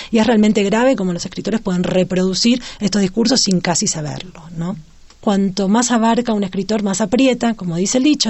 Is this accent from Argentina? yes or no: yes; Argentina; now in Mexico City, Mexico; soy argentina, vivo en la Ciudad de México